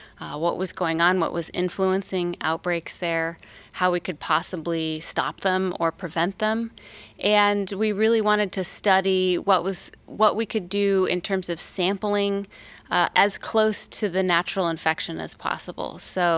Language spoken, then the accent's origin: English; Napa, California, United States; it was pretty fun to grow up and explore nature in California